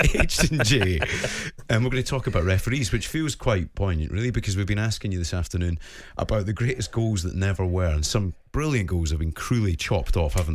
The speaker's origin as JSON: {"language": "English", "region": "Scotland", "country": "United Kingdom", "said": "it was dispiriting being Scottish"}